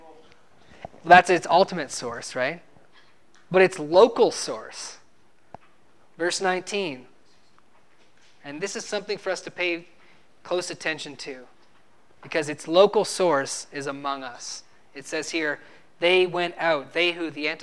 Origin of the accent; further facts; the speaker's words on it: New Brunswick, Canada; moved away; I'm from New Brunswick, Canada, and when I was living back in New Brunswick, Canada